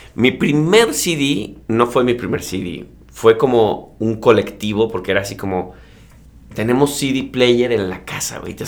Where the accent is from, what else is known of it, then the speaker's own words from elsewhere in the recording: Mexico; yo digo de México